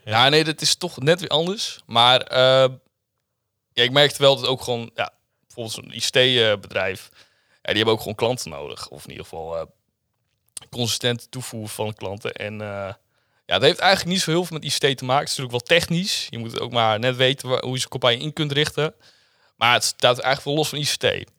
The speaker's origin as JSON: {"language": "Dutch", "town": "Zwolle", "region": "Overijssel", "country": "Netherlands", "said": "Ik kom uit Zwolle. Ik woon ook weer net in Zwolle"}